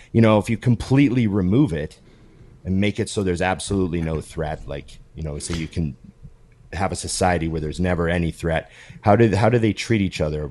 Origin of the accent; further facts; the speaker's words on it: Canada; As a Canadian